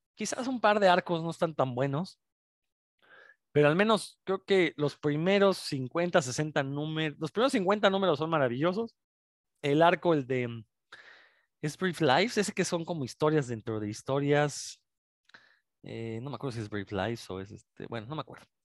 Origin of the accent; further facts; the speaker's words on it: Mexico; uno como mexicano